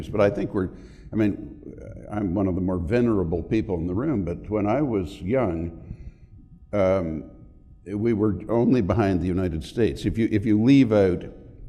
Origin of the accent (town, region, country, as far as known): Canada